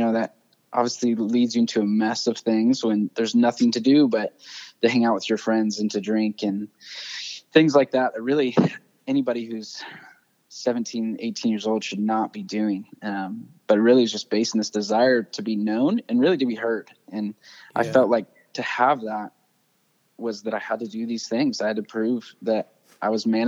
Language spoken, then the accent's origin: English; central Indiana, United States; also born or lived in Montana / Arizona; we moved when I was real little to Indiana, spent my whole childhood there, kind of around central Indiana